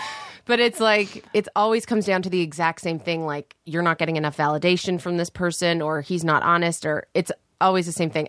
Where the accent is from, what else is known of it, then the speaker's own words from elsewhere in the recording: Canada; moved away as an adult; now in Los Angeles, United States; I'm from Canada